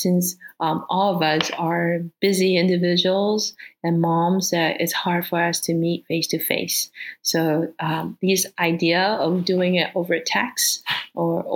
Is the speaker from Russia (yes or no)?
no; Singapore; also born or lived in Taiwan; now in West Lafayette, United States; I now reside in West Lafayette, Indiana, United States of America. I was born in Taiwan and grew up in Singapore.